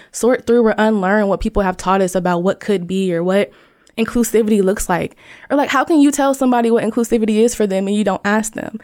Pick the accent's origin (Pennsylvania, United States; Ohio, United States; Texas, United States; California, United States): Ohio, United States; Dayton; I am from Dayton, Ohio